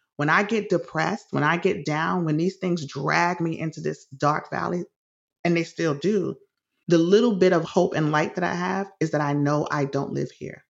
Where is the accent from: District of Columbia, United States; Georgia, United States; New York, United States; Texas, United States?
New York, United States; New York City; my childhood in the Bronx was great for the most part. I, I loved growing up in the city